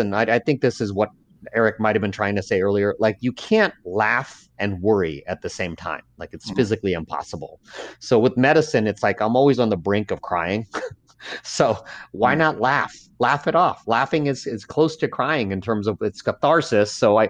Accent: Laos; born there; first language Lao; English is a second language; Like I was born in Laos. I spoke Laotian, and somehow I've un-Laotianed myself. Like I can't speak Laotian. I can't even speak with the Laotian accent.

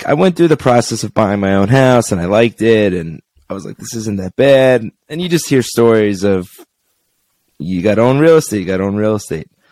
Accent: Long Island, New York, United States; moved away as an adult; now in Henderson, United States; I'm from Long Island, New York, and I moved to Henderson, Nevada about 11 years ago

